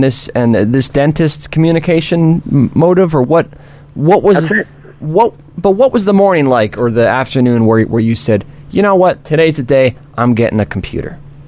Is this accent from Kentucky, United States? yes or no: no; New York, United States; You know, I'm from the New York area, so I'm Jewish, right?